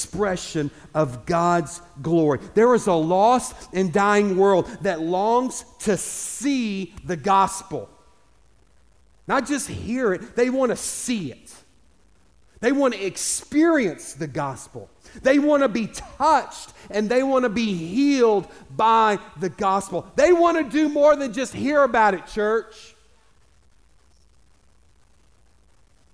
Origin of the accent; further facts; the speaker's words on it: United States; I'm the American